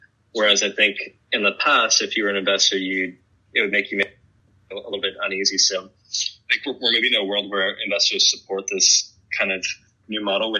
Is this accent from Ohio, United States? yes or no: no; California, United States; now in Los Angeles, United States; So I grew up in the Bay Area on the peninsula, and somehow I ended up in Los Angeles.